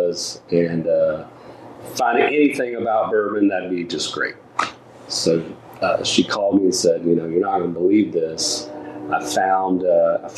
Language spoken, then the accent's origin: English; Bardstown, Kentucky, United States; moved away; also born or lived in Louisville, Kentucky / Florida; being from Kentucky, I was born in Bardstown